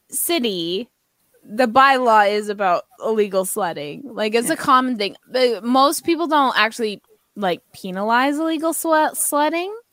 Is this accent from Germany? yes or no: no; Canada; Chiefsies, we're Canadian.